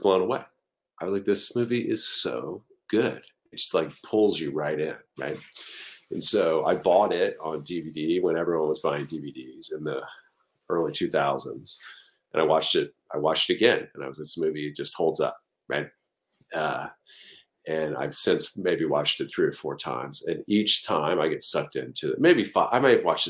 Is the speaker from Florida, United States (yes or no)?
yes; Pensacola, Florida, United States; the city I grew up in Pensacola, Florida